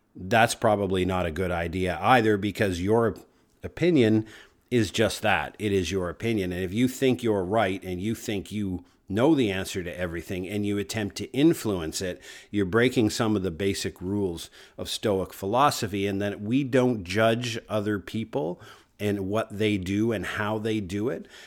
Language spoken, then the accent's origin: English; Canada; I'm a Canadian, proud, north, strong, and free.